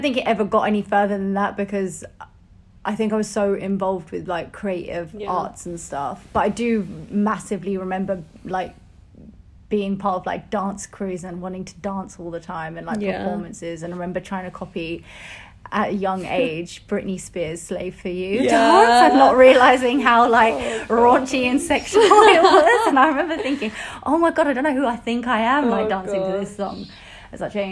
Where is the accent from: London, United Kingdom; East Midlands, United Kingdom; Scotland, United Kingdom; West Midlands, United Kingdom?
London, United Kingdom; Ilford; also born or lived in Barking, East London / Essex; I was raised in Ilford, Essex.